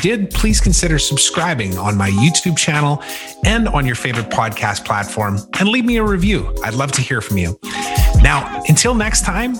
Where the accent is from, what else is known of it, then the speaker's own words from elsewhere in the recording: Saskatchewan, Canada; moved away; I grew up in Saskatchewan